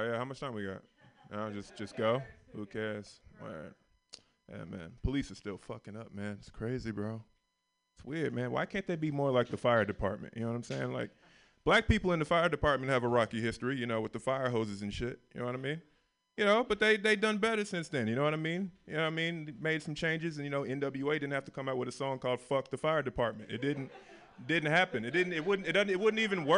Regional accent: the South, United States; I grew up in the South

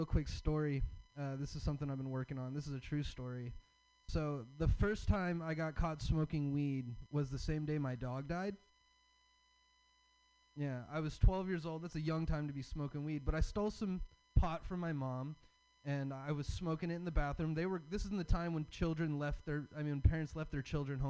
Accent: the South, United States; I'm from the South. I have a Southern dad and I have a hippie mom

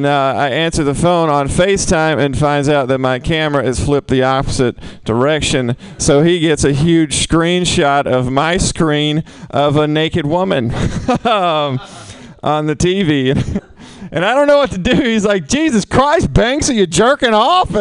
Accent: the South, United States; I'm from the South. I grew up shooting guns

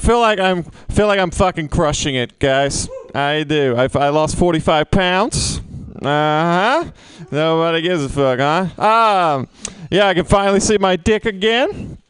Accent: Mississippi, United States; now in San Francisco, United States; I'm from Mississippi. A lot of stereotypes about people from Mississippi. It's real hard to be in San Francisco right now, which is tough for me because I was raised very liberal.

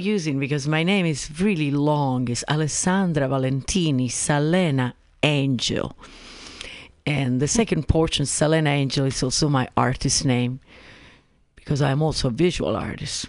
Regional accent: Italy; English is a second language; moved away as an adult; also born or lived in Sedona, Arizona; now in San Francisco, United States; But before Arizona, I used to live in Italy because I'm originally from Italy.

